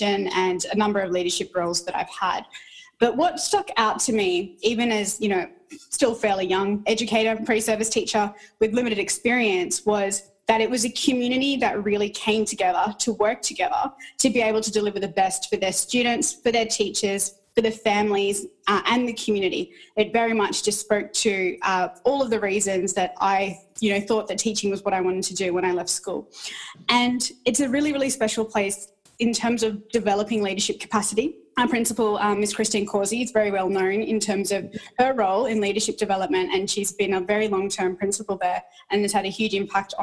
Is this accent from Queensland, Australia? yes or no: no; rural New South Wales, Australia; also born or lived in Sri Lanka / Bathurst, New South Wales / Sydney; I grew up in rural New South Wales